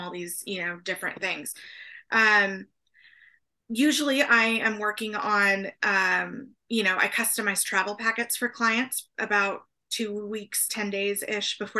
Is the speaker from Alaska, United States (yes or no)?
no; Oklahoma, United States; now in San Antonio, United States; I grew up in Oklahoma